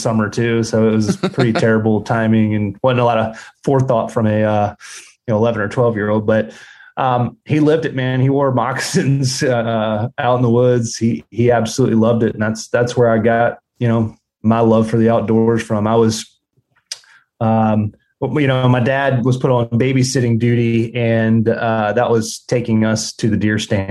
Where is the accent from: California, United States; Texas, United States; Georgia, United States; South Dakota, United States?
Georgia, United States; South; I grew up in South Georgia on a commercial quail plantation